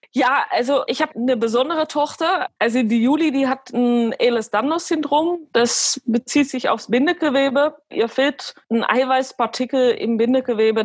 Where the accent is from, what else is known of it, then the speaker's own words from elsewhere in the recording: Alkmaar, North Holland, Netherlands; also born or lived in Belgium; now in Aachen, Germany; gebürtige Holländerin oder Niederländerin, so wie, wie die meisten sagen, und bin geboren in Alkmaar